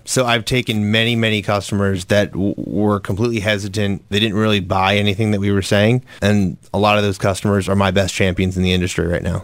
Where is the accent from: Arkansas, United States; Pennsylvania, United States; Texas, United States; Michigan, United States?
Pennsylvania, United States; Lancaster County; moved away as an adult; now in Philadelphia, United States; I was born and raised in Lancaster County, grew up there in quite a different environment than I live now